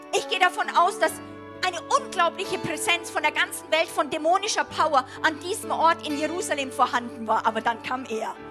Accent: Germany; Ich identifiziere mich für, als Deutsche

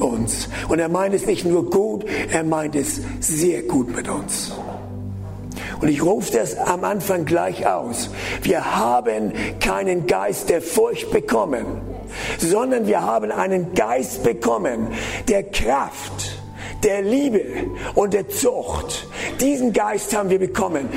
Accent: the North, Northern Germany, Germany; ich komme ja aus dem Norden

